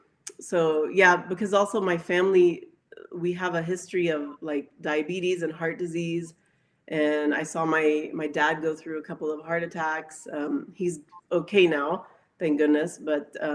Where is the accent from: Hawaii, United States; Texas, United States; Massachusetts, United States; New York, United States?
Texas, United States; Dallas; I was actually born in Dallas, Texas